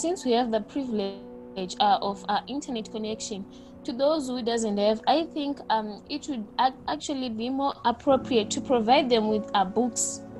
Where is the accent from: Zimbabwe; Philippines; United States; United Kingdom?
Zimbabwe; from Zimbabwe.